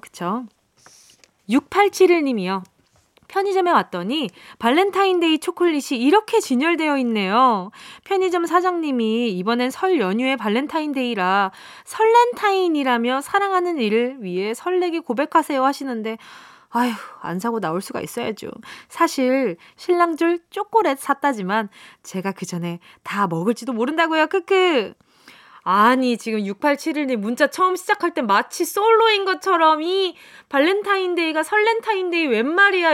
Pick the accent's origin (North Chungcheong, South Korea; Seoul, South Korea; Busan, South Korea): Busan, South Korea; 부산이 고향이고요